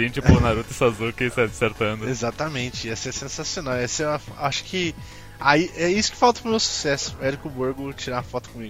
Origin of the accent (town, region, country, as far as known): Sorocaba, São Paulo, Brazil